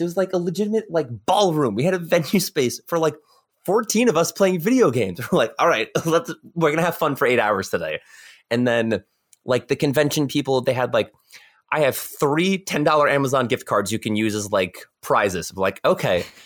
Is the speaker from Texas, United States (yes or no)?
no; New York, United States; I'm from New York